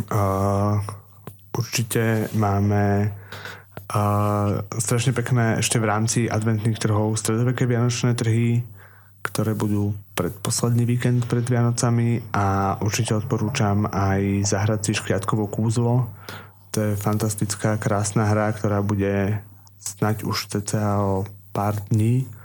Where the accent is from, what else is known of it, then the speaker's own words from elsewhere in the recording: Trnava, Trnava Region, Slovakia; som teda rodený Trnavčan, milujem Trnavu